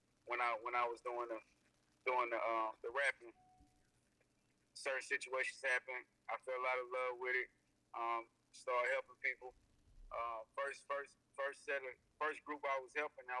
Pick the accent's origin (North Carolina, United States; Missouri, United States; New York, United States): North Carolina, United States; Charlotte; I'm born in Princeton High School. I'm from Charlotte